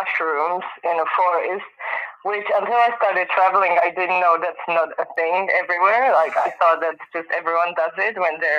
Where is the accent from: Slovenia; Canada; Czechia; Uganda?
Czechia; South Bohemia; moved away as an adult; also born or lived in Prague, Czech Republic; now in Perth, Australia; I was born in Prague, but then I grew up in the south of Czech Republic, and then I moved back to Prague to study university